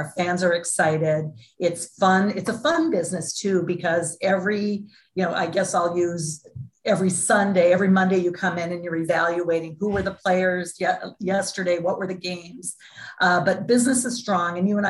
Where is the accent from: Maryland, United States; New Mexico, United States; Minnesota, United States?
Minnesota, United States; Duluth; I was born and raised in Duluth, Minnesota, small town in Minnesota.